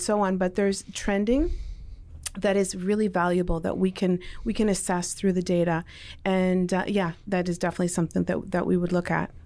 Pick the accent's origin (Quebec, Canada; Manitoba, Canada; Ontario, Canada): Ontario, Canada; Toronto; also born or lived in Mississauga; born in Toronto, um, grew up in Toronto